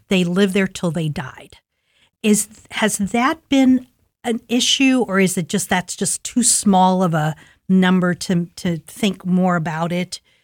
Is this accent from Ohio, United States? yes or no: yes; Columbus, Ohio, United States; I grew up in Linden